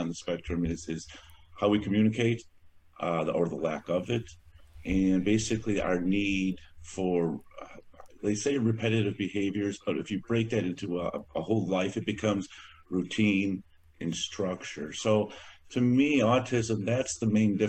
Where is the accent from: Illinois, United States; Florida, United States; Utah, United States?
Illinois, United States; DuPage County, Northern; I was born in Illinois in DuPage County. Been living in Northern Illinois all of my life, a total of 56 years